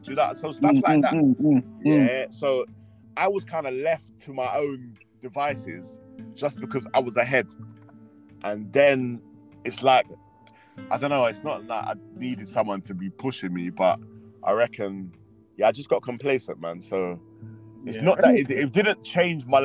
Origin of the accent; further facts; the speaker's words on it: London, United Kingdom; all my people I knew was in Leighton